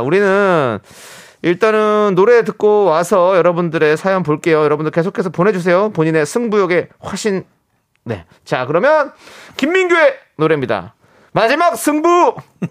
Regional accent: Incheon, South Korea; 어렸을 때부터 이제 월미도에서 나, 자랐으니까

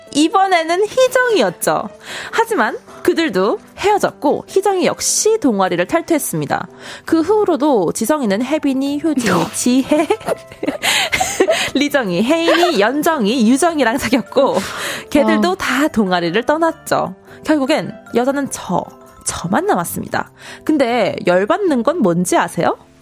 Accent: Suwon, Gyeonggi Province, South Korea; 저는 수원 사람이에요

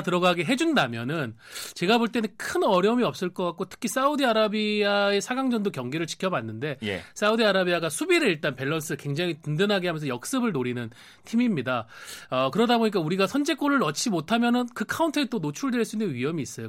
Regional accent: Changwon, South Gyeongsang, South Korea; moved away; 고향인 경남 창원으로 내려갈 아, 예정입니다.

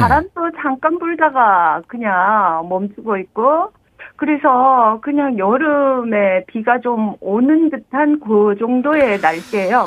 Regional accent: Daegu, South Korea; accent: Gyeongsang; moved away as an adult; now in Haenam, South Korea; 대구에서 왔어요.

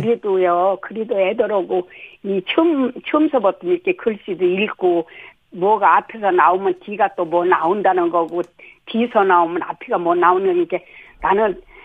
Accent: South Chungcheong, South Korea; moved away; 내가 충청도에서 자랐잖아요. 네. 충남서

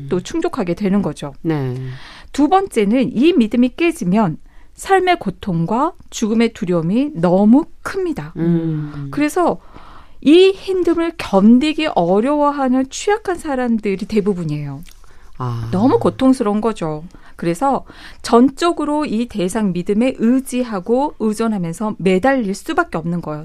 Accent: South Korea; moved away as an adult; also born or lived in Seoul; 저도 이제 지방에서 고등학교까지 네. 다니다가 서울에 올라왔잖아요

